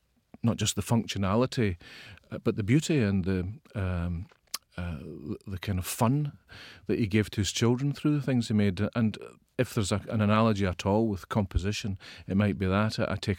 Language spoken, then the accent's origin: English; Ayrshire, Scotland, United Kingdom; I'm from the west of Scotland.